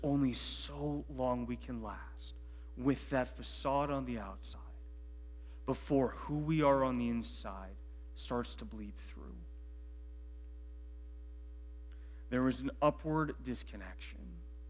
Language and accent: English; Medina County, Ohio, United States; I grew up in Medina County